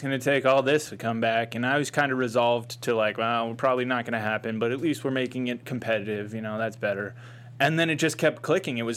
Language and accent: English; Boston, Massachusetts, United States; I'm from Boston.